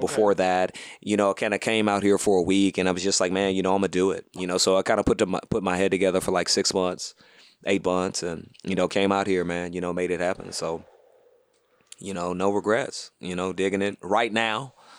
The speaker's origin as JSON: {"language": "English", "town": "Houston", "region": "Texas", "country": "United States", "also_born_or_lived": "Louisiana / Atlanta", "moved": "yes", "lives_now": "Los Angeles, United States", "said": "I'm from Houston"}